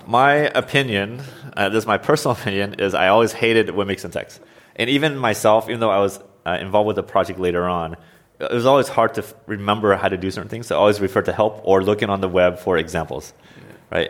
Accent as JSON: {"language": "English", "region": "Oregon", "country": "United States", "tie": "born or raised there", "moved": "as an adult", "lives_now": "Washington, United States", "said": "I was born and raised in the United States, in Oregon specifically."}